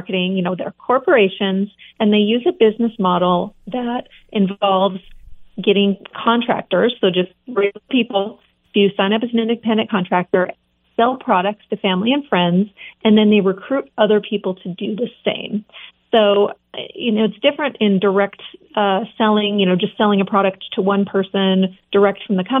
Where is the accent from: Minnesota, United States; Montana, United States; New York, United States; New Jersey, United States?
Montana, United States; also born or lived in California / Pennsylvania / Seattle; I grew up in Montana, was in California, then I was in Pennsylvania for a while, in Seattle.